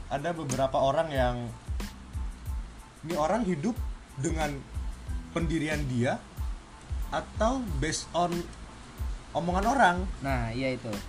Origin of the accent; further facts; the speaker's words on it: Kalimantan, Indonesia; moved away; also born or lived in Yogyakarta; gue aslinya Kalimantan cuman kelamaan di Jogja